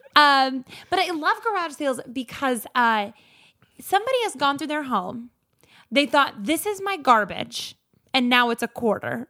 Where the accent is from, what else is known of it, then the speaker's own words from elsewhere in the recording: rural Minnesota, United States; in fifth grade at my rural Minnesota middle school